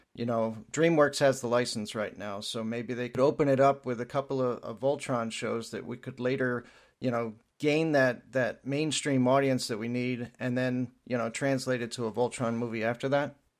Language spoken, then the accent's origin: English; southeastern Pennsylvania, United States; my area, um, around Philadelphia